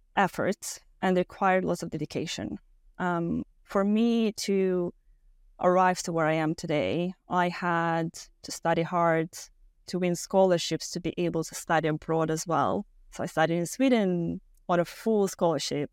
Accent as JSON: {"language": "English", "country": "Moldova", "moved": "yes", "said": "I'm originally from Moldova, Eastern Europe, very small country."}